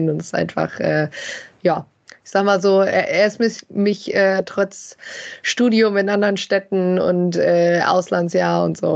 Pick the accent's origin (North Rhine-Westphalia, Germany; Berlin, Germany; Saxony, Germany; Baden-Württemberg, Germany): North Rhine-Westphalia, Germany; Bielefeld; Ja, ich äh, bin ja aufgewachsen. Also ich komme aus Bielefeld, äh, habe hier äh, fast ununterbrochen gelebt, sagen wir so.